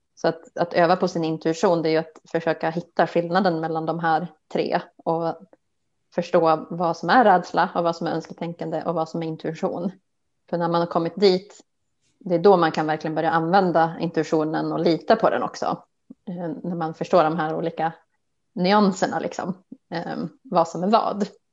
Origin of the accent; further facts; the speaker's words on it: outside Umeå, Västerbotten County, Sweden; moved away as an adult; also born or lived in Stockholm; jag är ju uppväxt eh, utanför Umeå